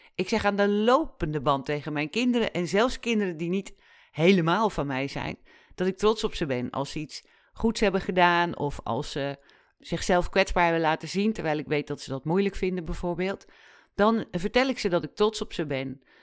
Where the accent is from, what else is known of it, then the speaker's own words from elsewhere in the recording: Netherlands; wij als Nederlanders